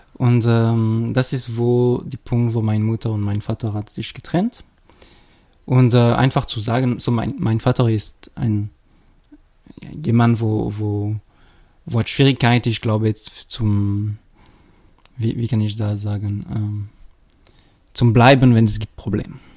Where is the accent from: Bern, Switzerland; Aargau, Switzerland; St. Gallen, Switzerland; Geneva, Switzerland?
Geneva, Switzerland; accent: French; German is a second language; moved away as an adult; now in Schaffhausen, Switzerland; ich bin äh, in Genf äh, geboren